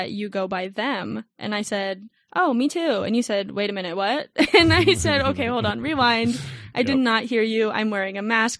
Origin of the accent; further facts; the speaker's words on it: Tucson, Arizona, United States; It is a dry heat here. I'm a Tucson native. I'm used to it, but I'm so over it.